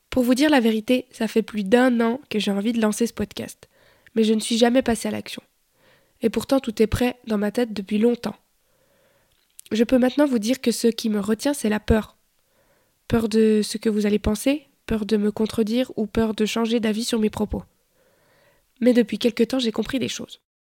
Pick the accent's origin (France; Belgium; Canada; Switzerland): Switzerland; Bulle, Fribourg; Je suis né en Suisse en 1991, 91 pour les Français, dans la jolie ville de Bulle.